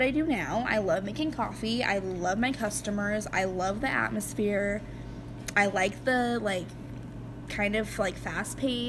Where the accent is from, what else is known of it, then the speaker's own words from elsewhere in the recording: Grangeville, Idaho, United States; also born or lived in Lewiston, Idaho; always have, like, loved Idaho, loves my hometown.